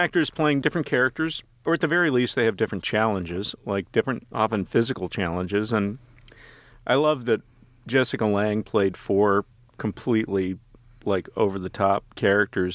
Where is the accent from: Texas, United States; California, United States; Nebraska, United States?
Texas, United States; I grew up in Texas